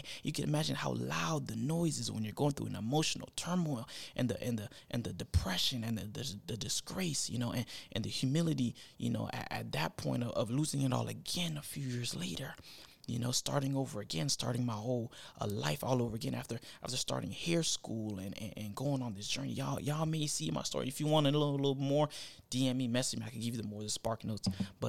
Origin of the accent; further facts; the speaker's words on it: Florida, United States; now in Tennessee, United States; I started summer because I'm from Florida. I'm a Florida boy at heart. So it's summer all year round. But when I moved to Tennessee, I started to see all these other seasons.